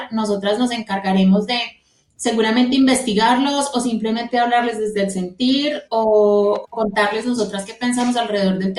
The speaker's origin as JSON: {"language": "Spanish", "town": "Manizales", "region": "Caldas", "country": "Colombia", "tie": "born or raised there", "also_born_or_lived": "Medellín", "said": "Soy de Medellín, criada en Manizales, o sea, ahí es donde nos se conectan todas nuestras historias."}